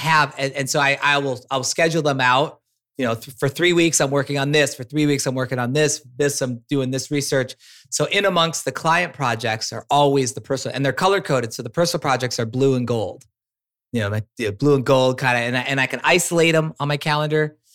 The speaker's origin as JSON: {"language": "English", "town": "Minneapolis", "region": "Minnesota", "country": "United States", "tie": "born or raised there", "also_born_or_lived": "San Francisco / Humboldt", "moved": "as an adult", "said": "I was a kid from Minneapolis, born and raised"}